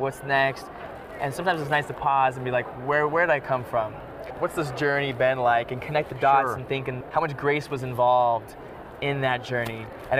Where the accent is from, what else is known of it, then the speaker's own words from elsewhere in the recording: Utah, United States; moved away as an adult; also born or lived in London, United Kingdom; I'm from Utah.